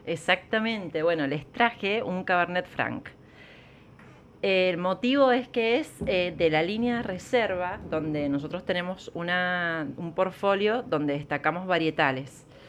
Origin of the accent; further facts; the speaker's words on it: Mendoza, Argentina; nosotros como mendocinos